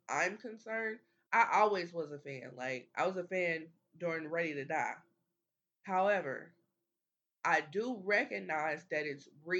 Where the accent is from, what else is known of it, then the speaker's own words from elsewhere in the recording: Midwest, United States; But I'm a Midwesterner as well.